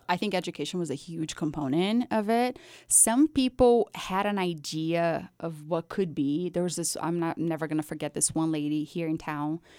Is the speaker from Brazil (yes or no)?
yes; Brazil; moved away; I was actually born and raised in Brazil